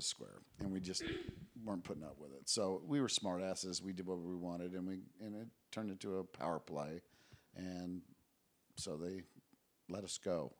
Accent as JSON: {"language": "English", "country": "Japan", "tie": "born or raised there", "also_born_or_lived": "Guam", "said": "Yeah, I mean, I was raised in Japan, Guam."}